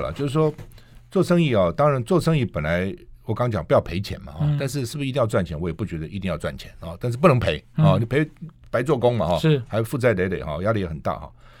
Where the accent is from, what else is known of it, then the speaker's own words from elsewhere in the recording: Tainan, Taiwan; 我是在台南读小学、中学、高中。